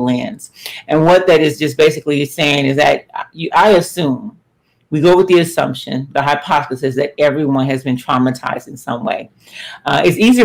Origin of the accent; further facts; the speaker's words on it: Los Angeles, California, United States; We grew up in Los Angeles in South Central during some very volatile times in the 80s